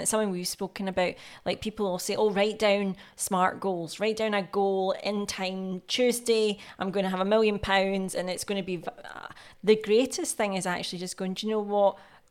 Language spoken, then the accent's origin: English; Scotland, United Kingdom; accent: Scottish; my Scottish accent comes out.